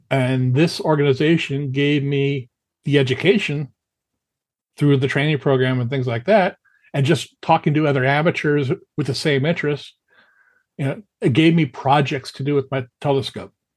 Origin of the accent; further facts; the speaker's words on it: Los Angeles, California, United States; I grew up in the San Fernando Valley